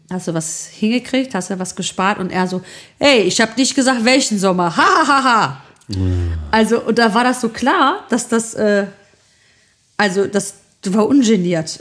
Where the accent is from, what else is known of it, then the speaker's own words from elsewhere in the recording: Germany; bei uns in Deutschland